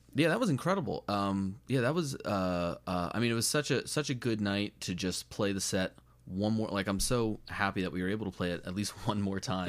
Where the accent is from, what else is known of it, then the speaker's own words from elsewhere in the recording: United States; being American